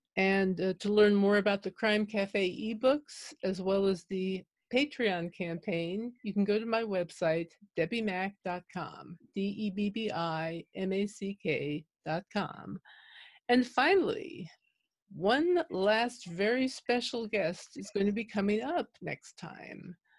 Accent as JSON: {"language": "English", "region": "New York", "country": "United States", "moved": "yes", "said": "I'm originally from New York"}